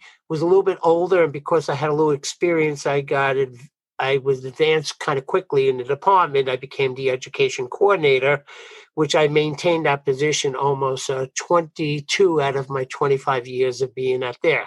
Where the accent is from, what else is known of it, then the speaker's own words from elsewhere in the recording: New York, United States; accent: Brooklyn; I'm from New York. Maybe you could pick up my Brooklyn accent, but I'm from New York